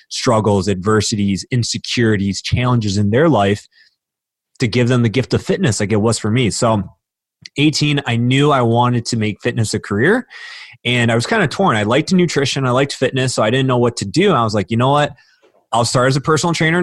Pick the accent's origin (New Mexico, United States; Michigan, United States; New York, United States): Michigan, United States; Warren; I grew up outside of Detroit, Michigan, so Warren, Michigan.